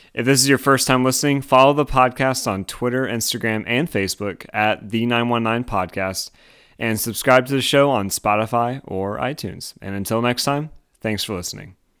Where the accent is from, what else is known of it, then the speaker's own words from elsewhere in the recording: Winston-Salem, North Carolina, United States; now in Raleigh, United States; I'm from Winston-Salem. We have the Dixie Classic Fair. I've been going to that since, uh, yeah, I was, I was very small. Now I live in Raleigh.